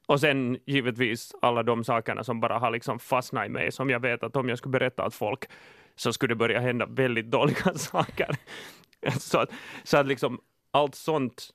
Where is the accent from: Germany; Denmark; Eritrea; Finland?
Finland; jag är finne